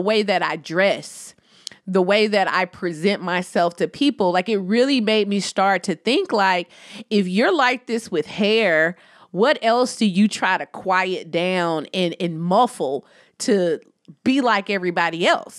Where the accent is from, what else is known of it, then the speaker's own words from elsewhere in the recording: United States; accent: country; my country accent